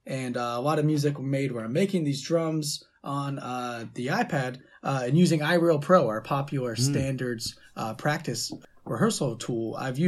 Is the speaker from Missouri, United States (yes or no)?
no; Youngstown, Ohio, United States; Yeah, we're both from Youngstown down here and kind of came up doing indie rock type stuff.